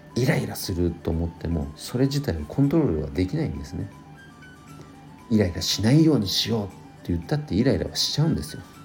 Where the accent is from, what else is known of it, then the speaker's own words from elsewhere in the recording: Nagano, Japan; 地元長野県